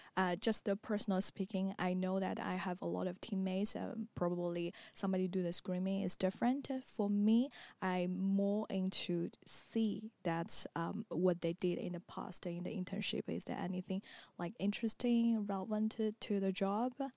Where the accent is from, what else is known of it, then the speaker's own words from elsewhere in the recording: China; moved away as an adult; also born or lived in Marseille, France; now in Paris, France; I come from China